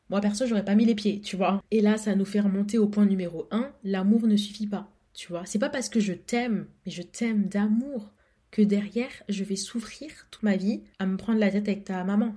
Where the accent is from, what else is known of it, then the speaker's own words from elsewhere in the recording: Comoros; je suis comorienne